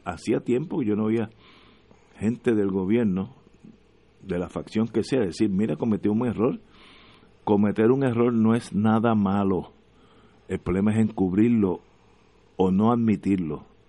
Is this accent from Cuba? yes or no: no; Puerto Rico; lo que nos une es que somos puertorriqueños